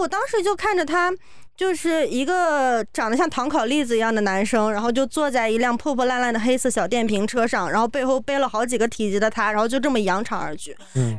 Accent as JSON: {"language": "Chinese", "region": "Shanghai", "country": "China", "said": "我是上海来的"}